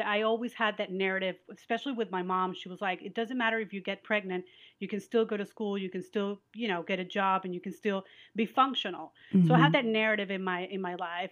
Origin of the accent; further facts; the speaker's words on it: Venezuela; moved away; we're from Venezuela and we're Jewish